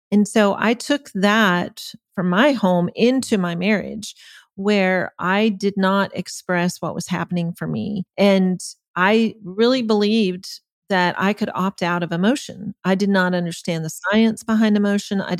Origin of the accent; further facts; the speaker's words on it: Germany; I was the youngest of eight kids. We grew up in Germany. Uh, my parents were missionaries.